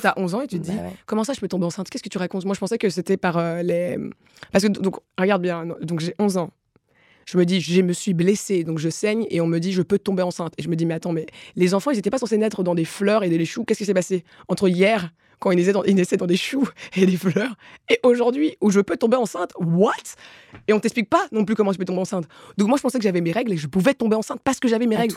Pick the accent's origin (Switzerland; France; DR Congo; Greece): DR Congo; moved away; also born or lived in Rwanda / Belgium; je suis congolaise et rwandaise